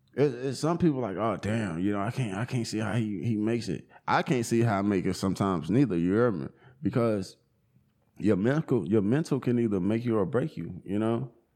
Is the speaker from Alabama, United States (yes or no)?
no; Charlotte, North Carolina, United States; now in Asheville, United States; I grew up in Charlotte, homie. Grew up in Charlotte on the north side